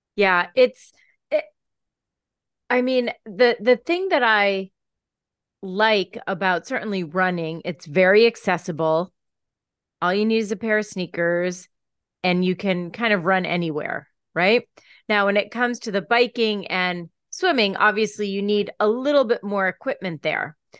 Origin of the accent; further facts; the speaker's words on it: Pennsylvania, United States; I grew up in Pennsylvania.